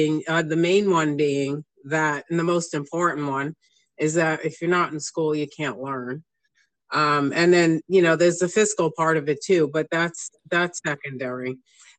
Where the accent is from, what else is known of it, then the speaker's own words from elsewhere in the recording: New York, United States; because I came from New York.